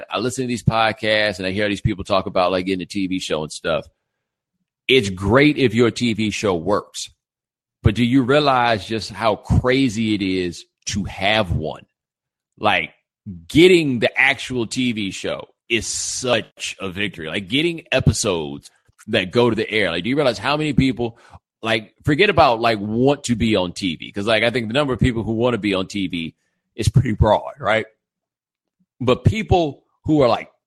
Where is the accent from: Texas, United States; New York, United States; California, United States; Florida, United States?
Texas, United States; Houston; now in Miami, United States; I'm from Houston